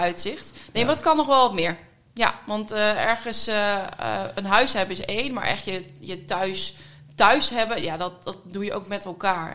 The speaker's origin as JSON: {"language": "Dutch", "town": "Vrouwenparochie", "region": "Friesland", "country": "Netherlands", "tie": "born or raised there", "also_born_or_lived": "Groningen", "moved": "as an adult", "lives_now": "The Hague, Netherlands", "said": "Ik ben eh, opgegroeid eh, in Friesland"}